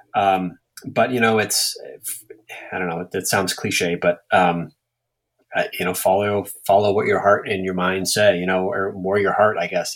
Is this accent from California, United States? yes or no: no; Everett, Massachusetts, United States; moved away as an adult; also born or lived in Saugus, Massachusetts / Boston, Massachusetts / Portland, Maine; now in Maine, United States; I grew up in Everett.